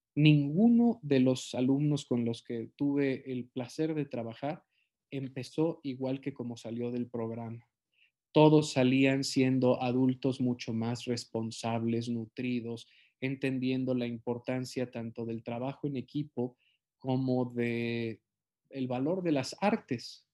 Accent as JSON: {"language": "Spanish", "country": "Mexico", "said": "en mi país"}